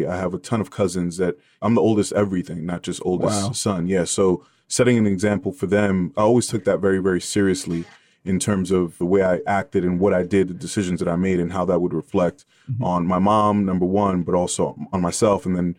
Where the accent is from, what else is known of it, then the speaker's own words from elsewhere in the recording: New York City, New York, United States; But yeah, I grew up between the Bronx and Washington Heights, like most Dominican families. We kind of traverse those two landscapes and raised by a single mom, oldest of 7 kids.